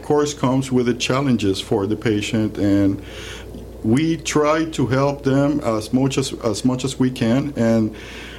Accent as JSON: {"language": "English", "country": "Puerto Rico", "also_born_or_lived": "Guadalajara, Mexico / New York", "moved": "as an adult", "lives_now": "Melbourne, United States", "said": "My background, I am from Puerto Rico"}